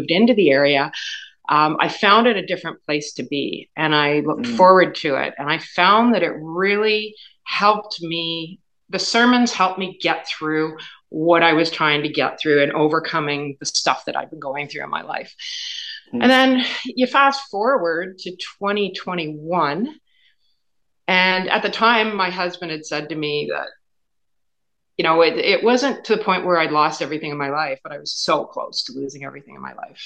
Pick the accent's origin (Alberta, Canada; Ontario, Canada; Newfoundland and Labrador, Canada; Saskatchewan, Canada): Ontario, Canada; Kingston; moved away as an adult; now in Leeds County, Canada; I grew up in Kingston